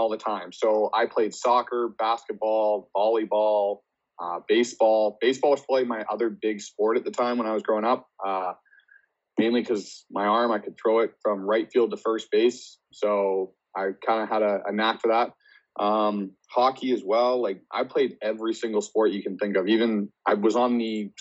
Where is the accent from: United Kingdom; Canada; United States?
Canada; Richmond, British Columbia; I grew up here on the West Coast. So grew up in Richmond, BC.